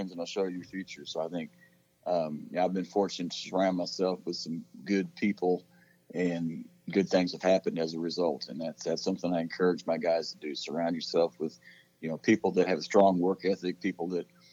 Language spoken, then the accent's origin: English; Oregon, United States; now in Texas, United States; I grew up in Oregon